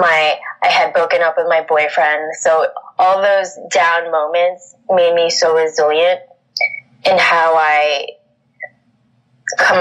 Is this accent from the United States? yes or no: yes; New York City, New York, United States; also born or lived in Philippines; Growing up in Queens